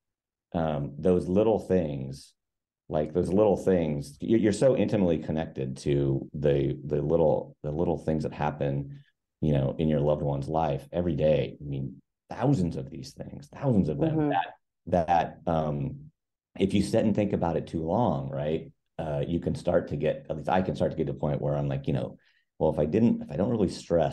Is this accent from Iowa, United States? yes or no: yes; Iowa, United States; moved away as an adult; also born or lived in Minneapolis, Minnesota; now in Seattle, United States; born and raised in Iowa, small river town, southeast corner of the state